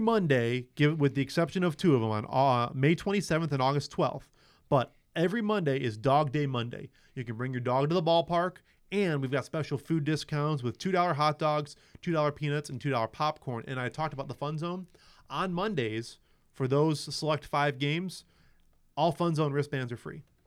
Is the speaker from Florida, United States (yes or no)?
no; Chicago, Illinois, United States; moved away as an adult; now in South Bend, United States; I grew up in Chicago